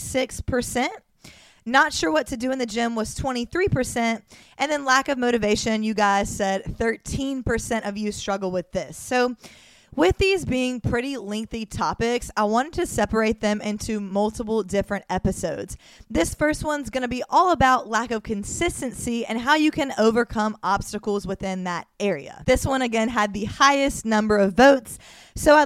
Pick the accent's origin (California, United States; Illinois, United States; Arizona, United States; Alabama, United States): Alabama, United States; Mobile; moved away as an adult; now in Miami, United States; I'm from Mobile, Alabama